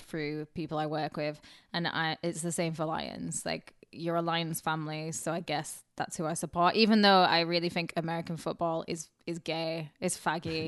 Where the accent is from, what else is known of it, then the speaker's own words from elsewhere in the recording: Carlisle, North West England, United Kingdom; moved away; my hometown, Carlisle